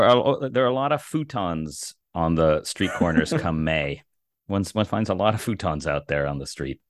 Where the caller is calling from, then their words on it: Cambridge, Massachusetts, United States; I'm here in the actual People's Republic of Cambridge, Massachusetts.